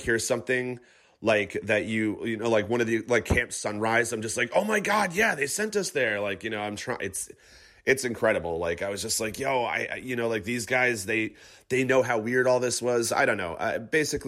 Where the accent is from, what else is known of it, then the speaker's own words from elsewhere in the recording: Catskill Mountains, upstate New York, United States; also born or lived in Clifton, New Jersey; I'm actually originally from the Catskill Mountains in upstate New York